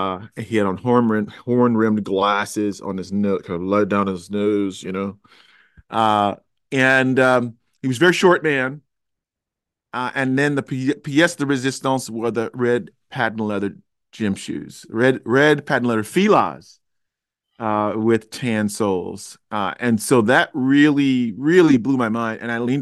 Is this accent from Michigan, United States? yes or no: no; Chicago, Illinois, United States; I went to the University of Cincinnati. I'm originally a Chicagoan.